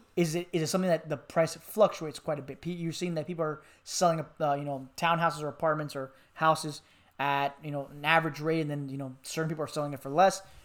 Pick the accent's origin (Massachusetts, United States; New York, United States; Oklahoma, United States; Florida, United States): Florida, United States; Miami; moved away; I'm from Miami, Florida